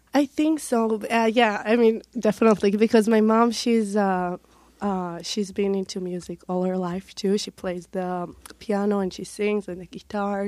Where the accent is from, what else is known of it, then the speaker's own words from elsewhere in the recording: Herzliya, Tel Aviv District, Israel; moved away as an adult; now in United States; I'm from Herzliya. It's near Tel Aviv.